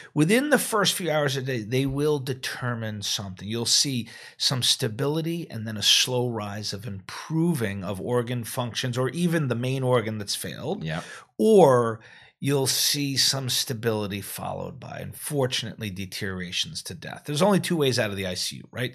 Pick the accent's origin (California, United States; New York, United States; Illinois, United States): New York, United States; New York City; I'm from New York. That's where I, I trained